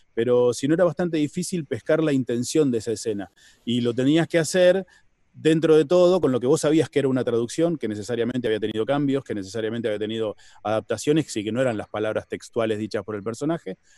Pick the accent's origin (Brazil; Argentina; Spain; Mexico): Argentina; los, argentinos somos, somos italianos que hablan en español.